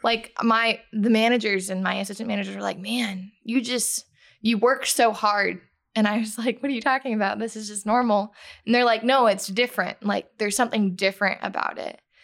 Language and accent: English; Fort Myers, Florida, United States; I'm from Fort Myers, Florida